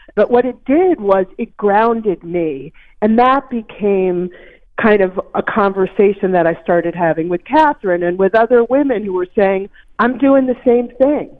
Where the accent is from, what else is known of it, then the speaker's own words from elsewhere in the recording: Maine, United States; a baker in Maine, which is my home state.